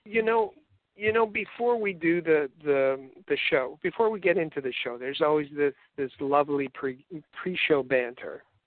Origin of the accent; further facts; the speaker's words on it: Canada; accent: Canadian; I've got my whole Canadian accent